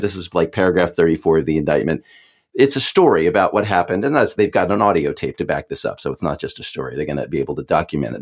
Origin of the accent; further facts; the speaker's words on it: Texas, United States; I am from Texas